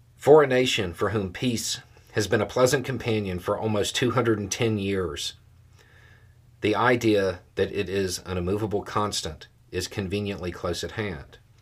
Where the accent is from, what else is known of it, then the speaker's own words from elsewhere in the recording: United States; As an American